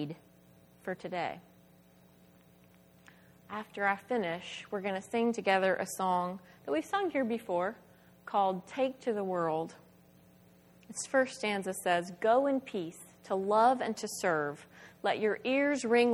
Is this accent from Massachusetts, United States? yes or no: no; Spartanburg, South Carolina, United States; my hometown of Spartanburg, South Carolina